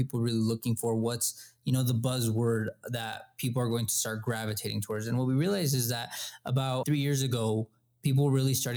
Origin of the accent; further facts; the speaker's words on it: El Paso, Texas, United States; We're from El Paso. This is where we're at right now.